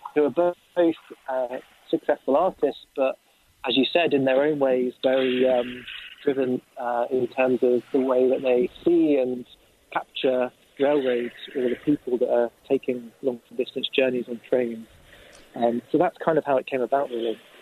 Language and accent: English; south of England, United Kingdom; moved away; my hometown, a train trip, of course, uh, in the south of England